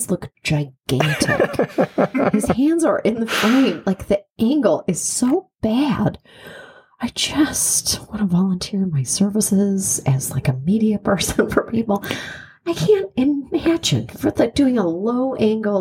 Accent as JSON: {"language": "English", "country": "Canada", "moved": "yes", "said": "I'm from Canada"}